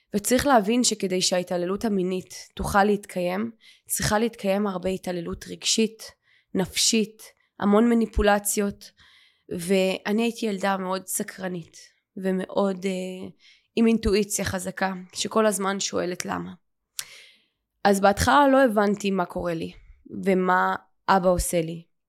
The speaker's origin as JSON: {"language": "Hebrew", "town": "Ramat Gan", "region": "Tel Aviv District", "country": "Israel", "tie": "born or raised there", "said": "גדלתי ברמת חן, ברמת גן"}